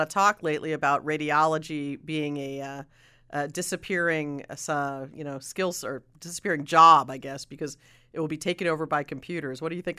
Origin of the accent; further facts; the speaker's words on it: New Jersey, United States; I was from New Jersey too.